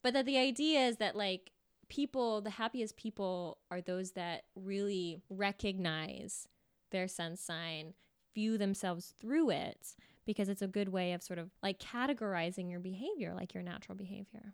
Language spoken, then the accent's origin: English; Folsom, California, United States; I grew up in California, um, Folsom, California